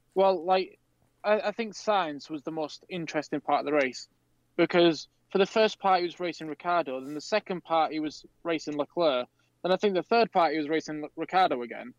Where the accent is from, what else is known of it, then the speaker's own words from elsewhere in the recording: United Kingdom; we're British